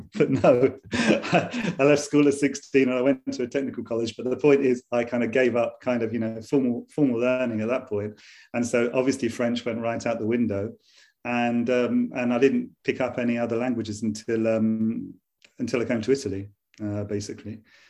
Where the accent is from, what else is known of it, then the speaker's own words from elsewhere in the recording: England, United Kingdom; And even though I'm drinking tea because I'm an Englishman.